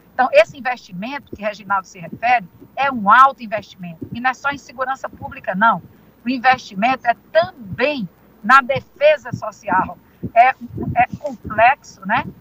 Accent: Teresina, Piauí, Brazil; Nascida e criada em Teresina

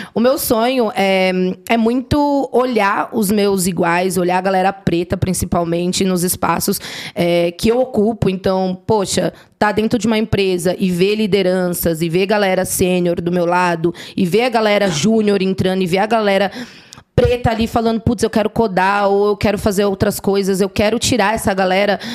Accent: São Paulo, Brazil; sou da Zona Norte de São Paulo, ali quem conhece manda aqui Vila Aurora

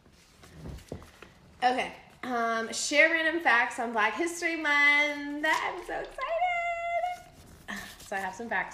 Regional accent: Arizona, United States; I'm from Arizona

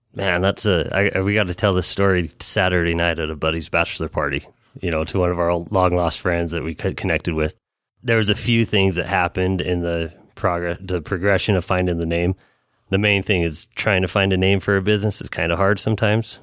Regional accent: Salt Lake City, Utah, United States; we're both from Rose Park

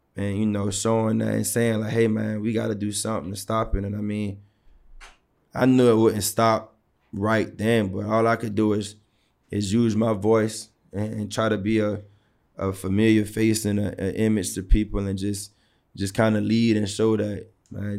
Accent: Savannah, Georgia, United States; growing up in Savannah, It was one of those things where sports, sports took care of us

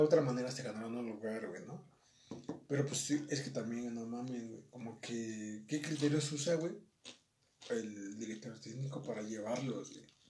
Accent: Mexico; Nosotros como mexicanos

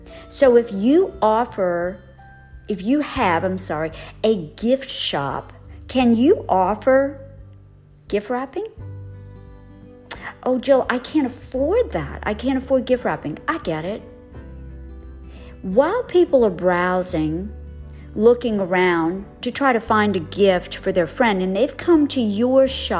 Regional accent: New Orleans, Louisiana, United States; I'm from New Orleans. I live in the suburbs of New Orleans.

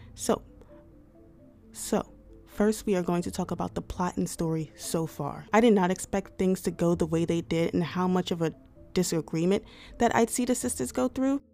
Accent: United States; I am an American.

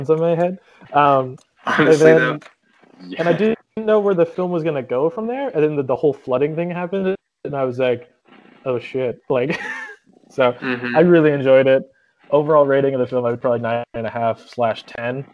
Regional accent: Ohio, United States; I'm from Ohio.

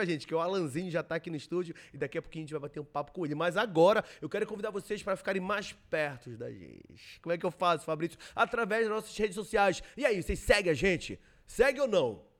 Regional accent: Belém, Pará, Brazil; Eu sou de Belém mesmo.

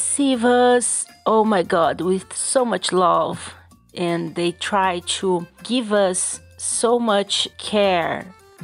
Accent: Cascavel, Paraná, Brazil; I'm from Cascavel in the south of Brazil.

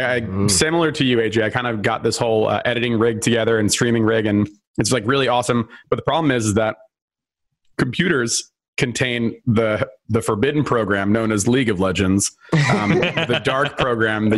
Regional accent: New Jersey, United States; I grew up in New Jersey on the East Coast, not that far from Boston.

